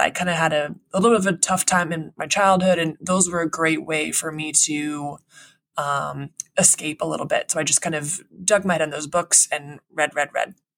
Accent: Central Coast of California, United States; also born or lived in San Diego; I grew up in the Central Coast. I went to school in the Central Coast of California

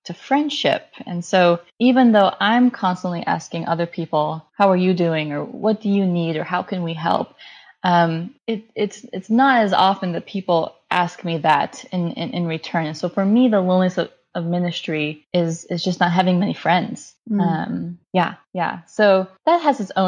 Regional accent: United States; as a minority, as an Indian American woman

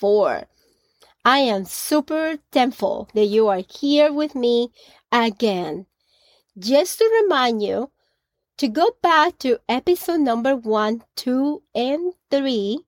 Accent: Colombia; Growing up in Colombia, at the age of 16

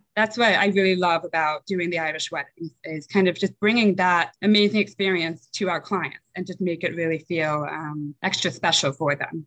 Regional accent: Kent, Connecticut, United States; moved away as an adult; also born or lived in Sunnyside, Queens, New York; now in New York, United States; from New York at the age of seven, we moved to Kent, Connecticut

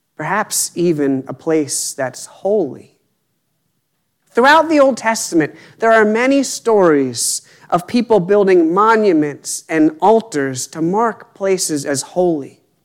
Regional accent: Appalachia, United States; I grew up near the Appalachian Trail

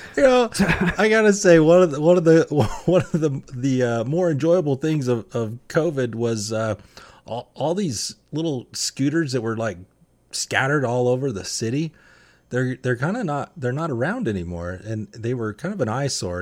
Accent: Utah, United States; I'm from Utah

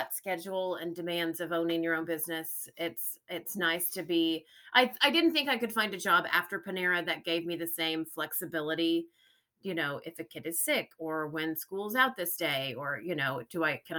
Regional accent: Tahlequah, Oklahoma, United States; also born or lived in Colorado; I was born in Colorado, but we moved to Oklahoma when I was probably 2. I went to all of my school in Tahlequah, graduated from Tahlequah High School

